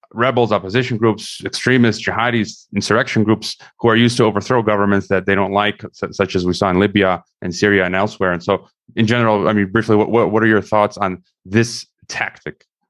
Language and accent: English; United States; also born or lived in Mongolia / Kazakhstan; as an American myself